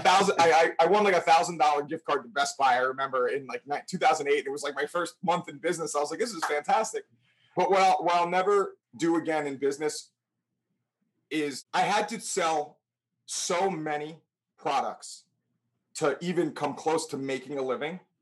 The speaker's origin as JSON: {"language": "English", "town": "New Milford", "country": "United States", "tie": "born or raised there", "said": "born and raised in New Milford, where we own our business."}